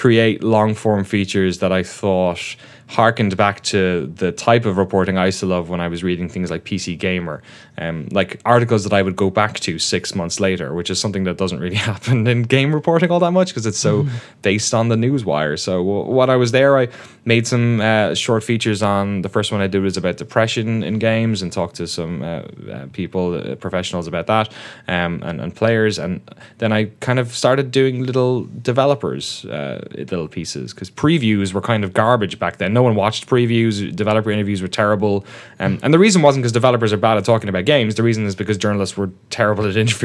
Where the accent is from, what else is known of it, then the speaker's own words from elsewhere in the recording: Waterford, Munster, Ireland; moved away as an adult; also born or lived in London, United Kingdom; grew up in the southeast of Ireland, in case the accent. I know it's been dulled a bit, but it's still there.